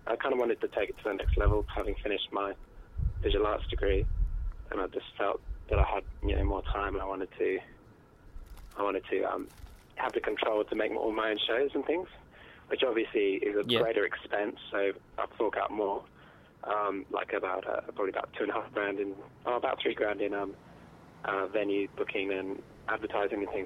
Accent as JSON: {"language": "English", "town": "Cambridge", "region": "East of England", "country": "United Kingdom", "moved": "as an adult", "lives_now": "Launceston, Australia", "said": "I'm from Cambridge in the UK originally, and I've been living in Tasmania and Launceston for 4 years"}